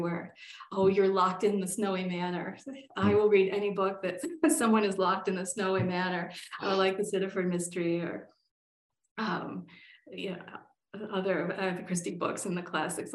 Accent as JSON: {"language": "English", "region": "northern Pennsylvania", "country": "United States", "tie": "born or raised there", "moved": "yes", "lives_now": "Colorado, United States", "said": "My hometown is back in Pennsylvania, a small town up in the north of Pennsylvania"}